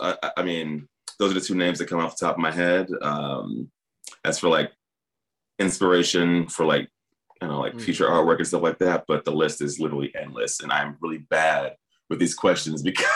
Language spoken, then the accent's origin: English; Peoria, Illinois, United States; I did do one mural in my hometown of Peoria, Illinois, although I'm not excited about it now.